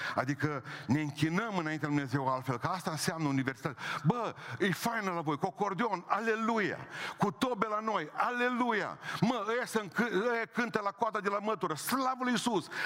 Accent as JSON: {"language": "Romanian", "town": "Oradea", "region": "Bihor County", "country": "Romania", "said": "sunt din Oradea."}